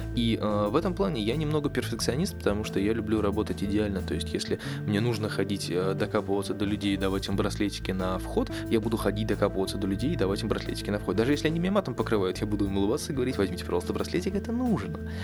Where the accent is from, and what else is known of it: Russia